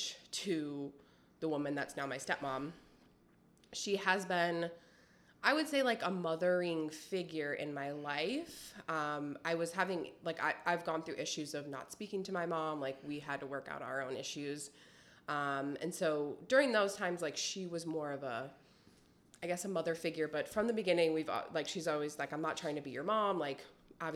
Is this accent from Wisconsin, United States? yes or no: yes; Wisconsin, United States; moved away as an adult; also born or lived in Texas; I'm from Wisconsin